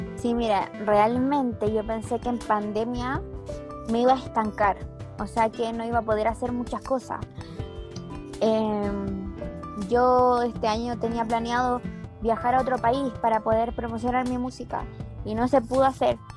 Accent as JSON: {"language": "Spanish", "country": "Chile", "tie": "born or raised there"}